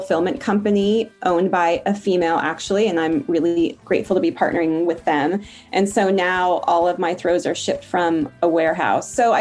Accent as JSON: {"language": "English", "town": "Portland", "region": "Oregon", "country": "United States", "said": "I'm from Portland, Oregon"}